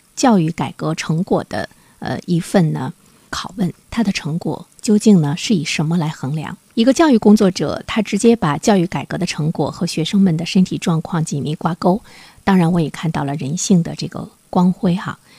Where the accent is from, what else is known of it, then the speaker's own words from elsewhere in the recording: China; 我们中国人在未来来说，怎么样才更有了一个竞争力？